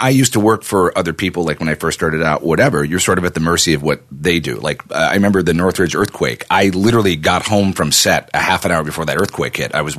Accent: Canada; now in United States; I'm going to go back to Canada

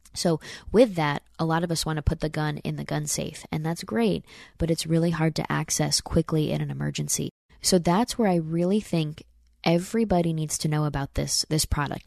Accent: Saratoga Springs, New York, United States; moved away; my hometown in Saratoga, New York.

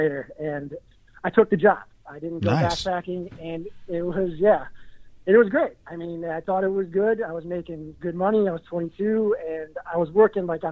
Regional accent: Dunmore, Pennsylvania, United States; now in Weehawken, United States; So I was born in Scranton, Pennsylvania, a little town outside it called Dunmore.

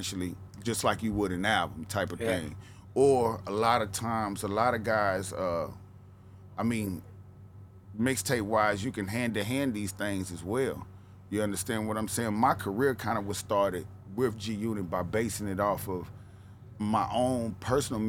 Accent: Nashville, Tennessee, United States; accent: Southern tone; also born or lived in West Coast; I come from Nashville, Cadsville, I come from the ghetto, I come from nothing

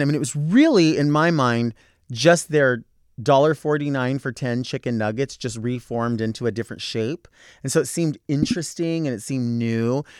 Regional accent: Southern California, United States; also born or lived in Escondido; I am born and raised in Southern California.

